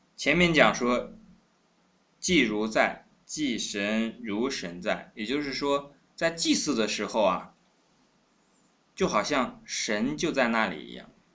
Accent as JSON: {"language": "Chinese", "country": "China", "said": "我们中国人每一个人都有祖先"}